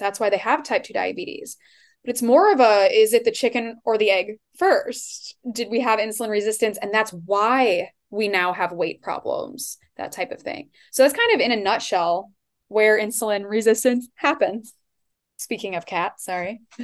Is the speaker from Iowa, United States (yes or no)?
yes; Iowa, United States; also born or lived in Seattle area; now in Seattle, United States; I am from Iowa originally, but now I live in kind of the Seattle area